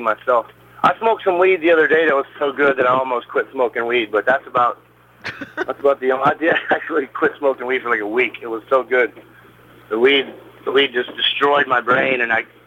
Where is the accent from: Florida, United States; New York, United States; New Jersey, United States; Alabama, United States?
Alabama, United States; now in Atlanta, United States; I'm from Alabama